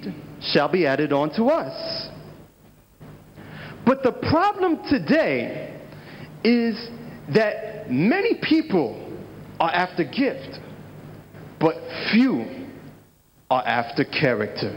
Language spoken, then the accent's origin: English; United States; I'm from the United States of America.